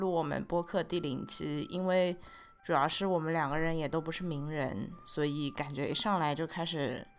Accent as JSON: {"language": "Chinese", "town": "Hangzhou", "region": "Zhejiang", "country": "China", "said": "我主要一直都待在杭州，"}